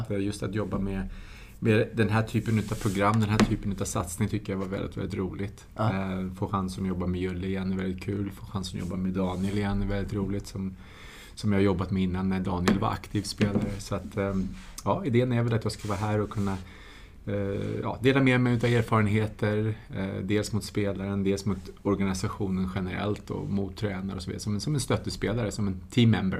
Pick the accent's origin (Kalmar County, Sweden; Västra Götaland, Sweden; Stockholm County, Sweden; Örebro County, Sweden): Stockholm County, Sweden; Tyresö; Vi växte upp tillsammans i Tyresö